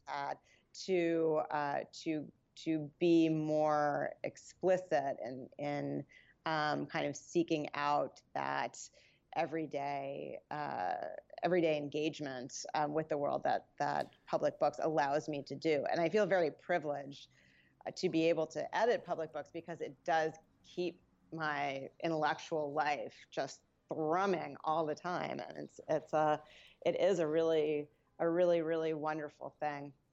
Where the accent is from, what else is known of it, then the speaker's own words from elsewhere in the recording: New York, United States; also born or lived in New Jersey / Westchester; I grew up around New York. Uh, I was born in New Jersey, and, uh, I went to school in the Bronx